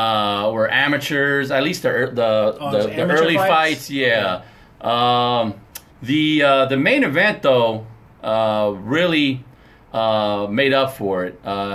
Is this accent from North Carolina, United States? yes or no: no; Pasadena, California, United States; We're from Dina, man.